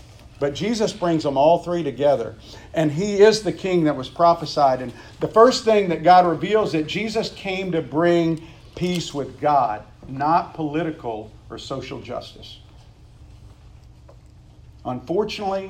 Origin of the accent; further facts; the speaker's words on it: Meridian, Mississippi, United States; my hometown of Meridian, Mississippi, where there's like five floats